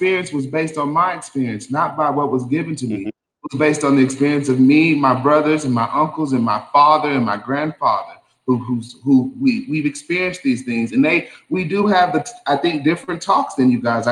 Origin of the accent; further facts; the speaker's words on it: Eunice, New Mexico, United States; I grew up in Eunice, New Mexico.